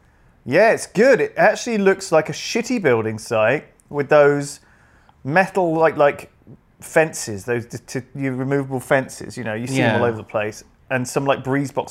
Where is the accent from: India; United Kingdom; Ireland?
United Kingdom; As a British man